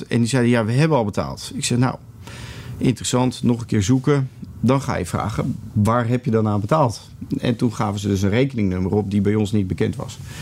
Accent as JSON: {"language": "Dutch", "country": "Netherlands", "said": "jij en ik eh, als Nederlanders"}